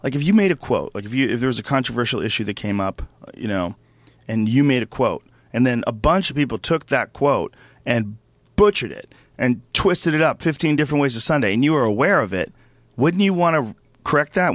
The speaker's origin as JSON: {"language": "English", "town": "Boston", "region": "Massachusetts", "country": "United States", "tie": "born or raised there", "moved": "yes", "lives_now": "Los Angeles, United States", "said": "where I grew up in Boston"}